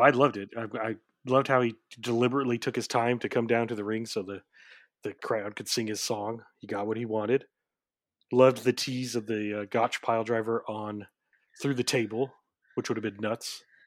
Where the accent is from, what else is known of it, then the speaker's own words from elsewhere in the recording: Oklahoma, United States; I'm from Oklahoma